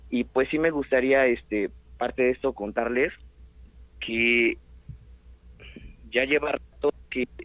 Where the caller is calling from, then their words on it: Puebla, Mexico; Desde la ciudad de Puebla, hermano.